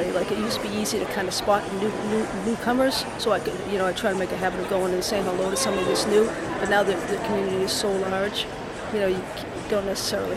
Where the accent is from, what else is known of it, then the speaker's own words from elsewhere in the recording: Boston, Massachusetts, United States; I'm from Boston